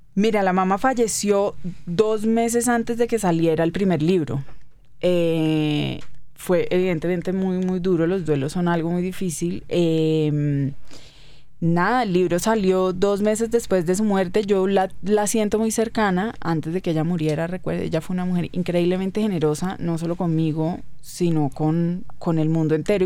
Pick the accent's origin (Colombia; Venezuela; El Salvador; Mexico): Colombia; Cali, Valle del Cauca; moved away as an adult; Soy muy caleña.